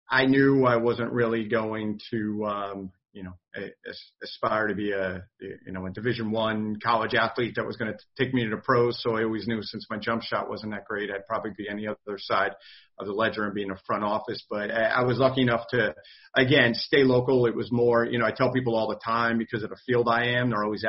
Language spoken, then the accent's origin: English; Jefferson, New Jersey, United States; growing up in New Jersey, New York, tri-state area